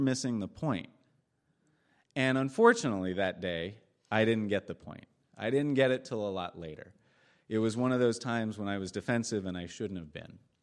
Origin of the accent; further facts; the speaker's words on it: Eugene, Oregon, United States; I'm from Eugene.